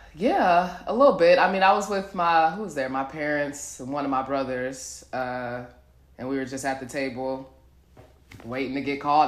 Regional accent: Milwaukee, Wisconsin, United States; moved away as an adult; also born or lived in Indiana; now in Dallas, United States; I'm from Milwaukee, Wisconsin

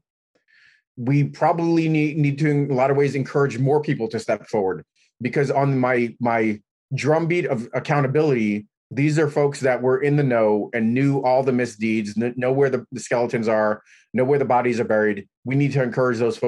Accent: New York City, New York, United States; I grew up in New York City.

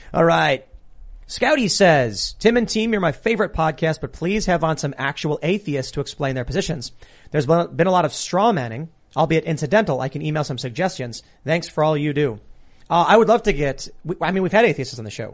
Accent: United States; as an American

